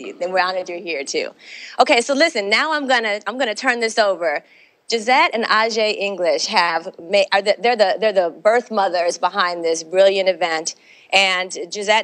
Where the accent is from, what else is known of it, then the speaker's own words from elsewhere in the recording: Washington, District of Columbia, United States; here we are in Washington, D.C., my hometown